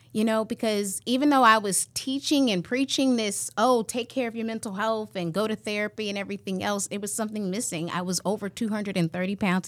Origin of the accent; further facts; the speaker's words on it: California, United States; now in Iowa, United States; I'm originally from California